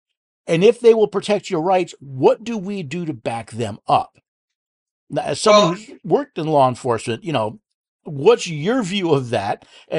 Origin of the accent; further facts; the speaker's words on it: upstate New York, United States; moved away as an adult; now in Middle Tennessee, United States; I moved from the Empire. I lived in upstate New York most of my life. Actually, I was born in the city, moved there, got fed up with the Empire, ended up in Middle Tennessee, outside of Nashville.